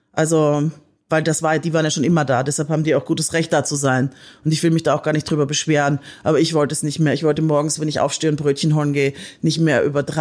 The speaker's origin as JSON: {"language": "German", "country": "Austria", "said": "Ich komme ja aus Österreich. Ich liebe österreichisches Essen."}